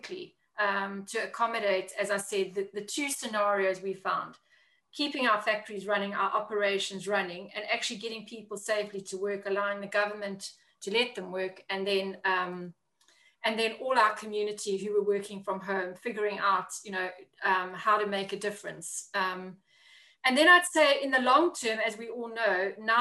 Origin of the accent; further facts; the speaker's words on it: South Africa; moved away as an adult; also born or lived in Africa / China; now in London, United Kingdom; I am originally from South Africa, if anybody can pick up the accent.